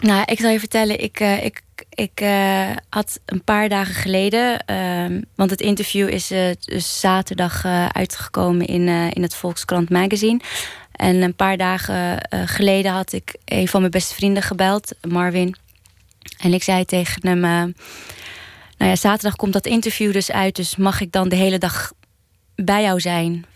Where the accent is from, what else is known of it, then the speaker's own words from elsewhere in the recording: Amsterdam, North Holland, Netherlands; opgegroeid in Oud-Zuid